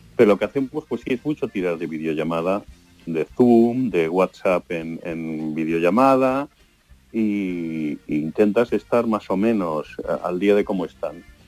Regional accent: Seville, Andalusia, Spain; moved away as an adult; mi mujer es malagueña, yo soy sevillano

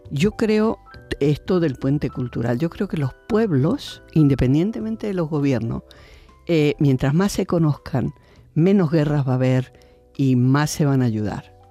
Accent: Argentina; now in Spain; me vine de Argentina para luchar aquí también.

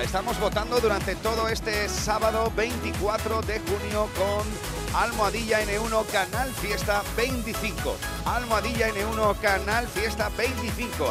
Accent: Punta Umbría, Andalusia, Spain; mi tierra, en Punta Umbría, en Huelva

